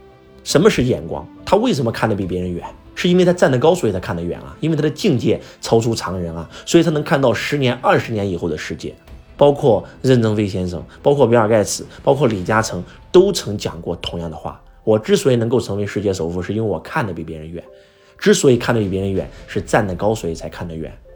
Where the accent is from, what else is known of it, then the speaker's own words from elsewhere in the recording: China; 华为这家企业是我们中国人的骄傲